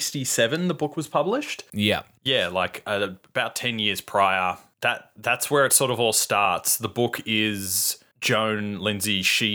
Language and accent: English; Macedon, Victoria, Australia; I grew up in Macedon.